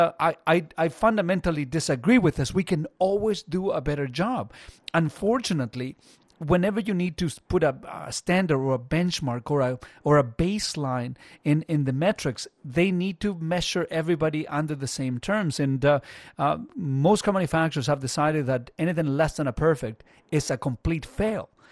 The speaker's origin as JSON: {"language": "English", "country": "Chile", "tie": "born or raised there", "moved": "yes", "lives_now": "Burlington, Canada", "said": "there wasn't a lot of money growing up in Chile."}